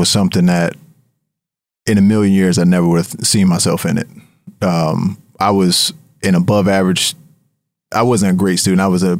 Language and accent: English; Harrisburg, Pennsylvania, United States; there was a team that was launching in my hometown in Harrisburg, PA, and they were looking for investors.